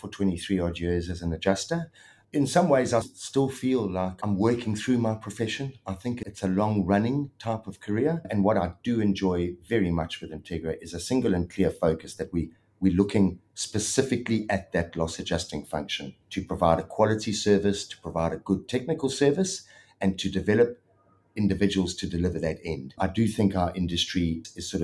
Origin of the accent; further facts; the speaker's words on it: South Africa; accent: South African twang; moved away as an adult; now in Melbourne, Australia; Obviously, I'm South African, grew up in South Africa, and I'd started my adjusting career up there and had 17 odd years in South Africa